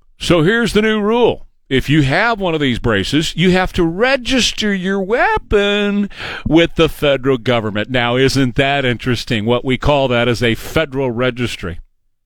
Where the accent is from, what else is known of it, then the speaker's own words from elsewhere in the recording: United States; We as American citizens